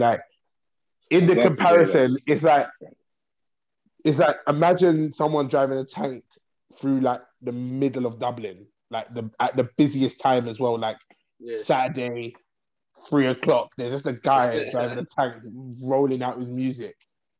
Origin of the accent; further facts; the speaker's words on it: England, United Kingdom; so outside of Croydon, right, in terms of us as English people are spoiled with ….